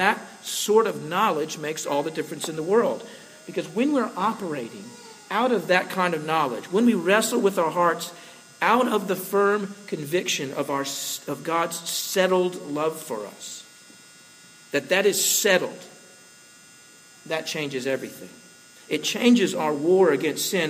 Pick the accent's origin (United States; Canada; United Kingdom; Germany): United States; Slidell, Louisiana; When I was growing up in Slidell, one of my closest friends from high school was a guy named Jeff